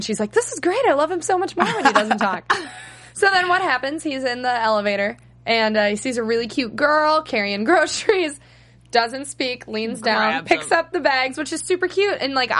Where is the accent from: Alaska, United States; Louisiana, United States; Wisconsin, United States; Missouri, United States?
Wisconsin, United States; I'm a Midwesterner. I'm from Wisconsin.